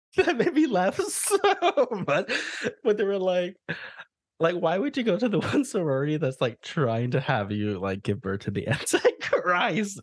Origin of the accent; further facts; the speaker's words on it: the South, United States; I grew up, you know, in the middle of nowhere, like, with a whole bunch of cowboys. Like, I am from the Bible Belt. I'm from the South